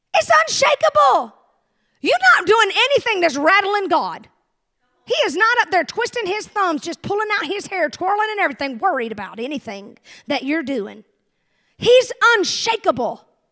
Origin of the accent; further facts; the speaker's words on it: the South, United States; I'm from the South